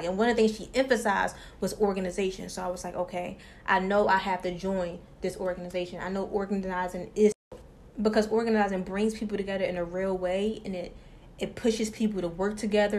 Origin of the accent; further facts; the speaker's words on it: Philadelphia, Pennsylvania, United States; born there; now in Atlanta, United States; Okay, well, I was born in Philly. You know, mom and dad was married at one point in time. My dad was always in and out of jobs, so we moved to Atlanta. I've been there for 10 years.